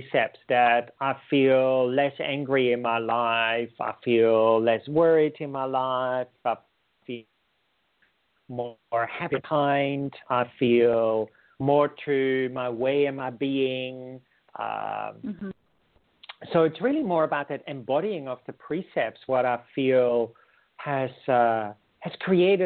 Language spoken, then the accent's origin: English; Netherlands; moved away as an adult; also born or lived in India; now in Australia; I'm originally from the Netherlands